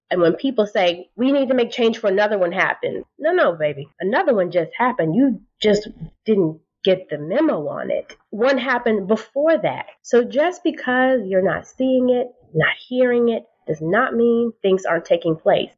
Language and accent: English; Washington, District of Columbia, United States; I grew up in the Washington, D.C. area